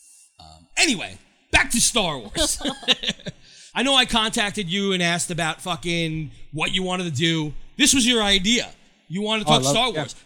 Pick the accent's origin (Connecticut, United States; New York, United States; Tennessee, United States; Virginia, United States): New York, United States; I'm from New York.